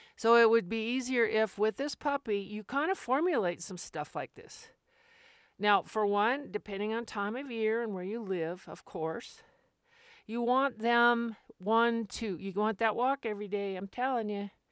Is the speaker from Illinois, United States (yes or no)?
no; Albuquerque, New Mexico, United States; I grew up in Albuquerque